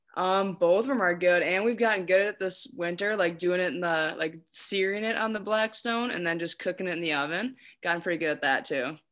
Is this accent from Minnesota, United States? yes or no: yes; Hastings, Minnesota, United States; I was born and raised in Hastings.